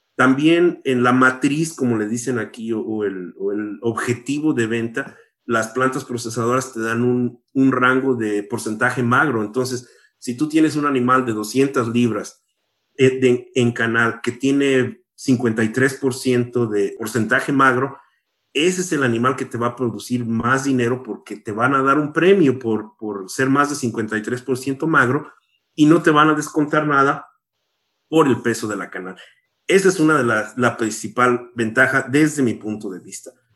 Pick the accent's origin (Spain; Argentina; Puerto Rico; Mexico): Mexico; moved away as an adult; now in United States; yo crecí en México